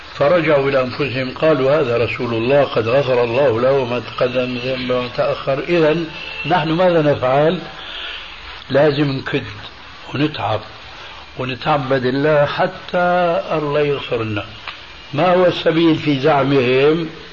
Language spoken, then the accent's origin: Arabic; Syria; عندنا في سوريا